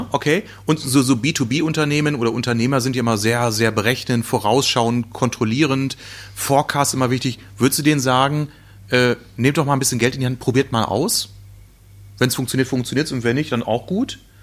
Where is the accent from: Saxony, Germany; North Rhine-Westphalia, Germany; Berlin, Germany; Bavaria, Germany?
North Rhine-Westphalia, Germany; in meiner Heimat, äh, Ostwestfalen